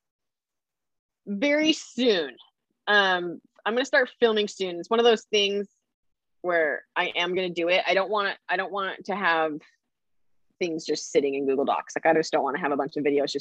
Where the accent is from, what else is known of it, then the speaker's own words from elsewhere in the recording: Idaho, United States; I'm from Idaho. So like I grew up like camping and four wheeling and like hiking, being in the mountains